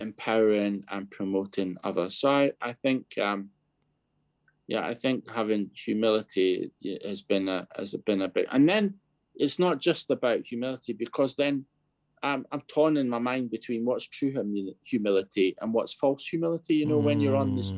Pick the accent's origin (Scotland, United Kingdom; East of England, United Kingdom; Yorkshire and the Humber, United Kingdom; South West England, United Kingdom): Scotland, United Kingdom; also born or lived in Bangladesh / Kenya / Zambia; now in London, United Kingdom; I grew up in Scotland